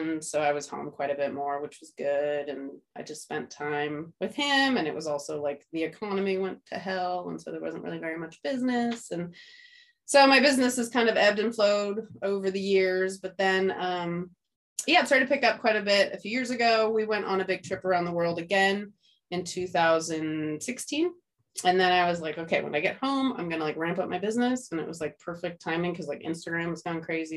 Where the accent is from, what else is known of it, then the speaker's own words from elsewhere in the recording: outside of Redding, Northern California, United States; moved away as an adult; also born or lived in Santa Barbara, California; now in San Diego, United States; I'm from California, from Northern California